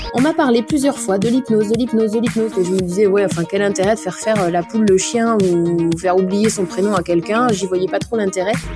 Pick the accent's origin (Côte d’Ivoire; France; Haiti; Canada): France; Nantes, Pays de la Loire; also born or lived in Vendée; Je suis née à Nantes, Nantes même, à quelques kilomètres, à quelques mètres, on va dire même, du stade de la Beaujoire